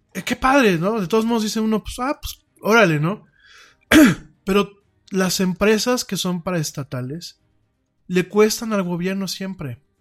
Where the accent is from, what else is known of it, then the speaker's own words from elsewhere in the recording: Mexico; en México tenemos muchos talentos